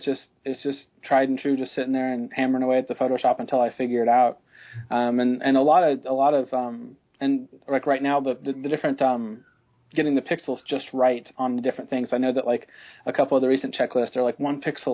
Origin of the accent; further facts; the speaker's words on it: Joplin, Missouri, United States; also born or lived in Texas; I'm from Joplin, Missouri. Well, I was born in Texas, but my whole family's from Joplin.